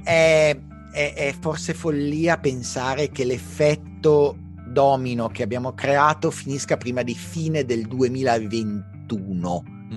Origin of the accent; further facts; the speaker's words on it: Milan, Lombardy, Italy; da milanese